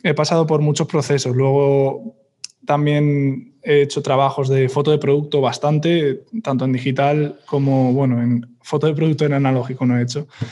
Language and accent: Spanish; Madrid, Community of Madrid, Spain; también soy de Madrid